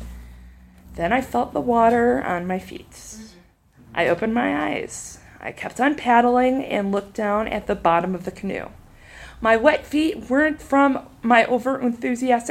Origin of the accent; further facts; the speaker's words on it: half an hour from Baraboo, a town on the Wisconsin River, United States; the current of the Wisconsin River in my hometown